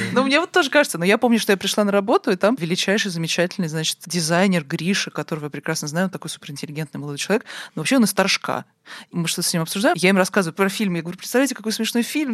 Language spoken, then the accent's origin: Russian; Moscow, Russia; Я вот действительно выросла в Москве